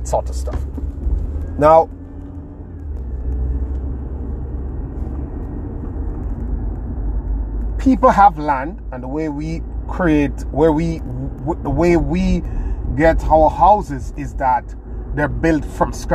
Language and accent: English; Jamaica; Where I come from in rural Jamaica, Caribbean, my hometown, it's a third world country